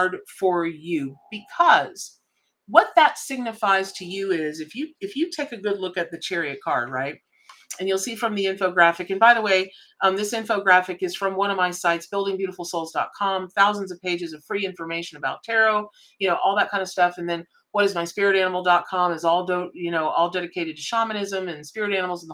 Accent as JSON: {"language": "English", "town": "Ocala", "region": "Florida", "country": "United States", "tie": "born or raised there", "said": "I grew up in Ocala, Florida"}